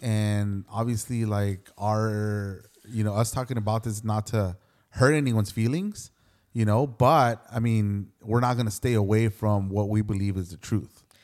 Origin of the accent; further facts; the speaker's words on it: Los Angeles, California, United States; I grew up in Hollywood, and so I must have been. I think when we moved out of there, I was like thirteen or fourteen.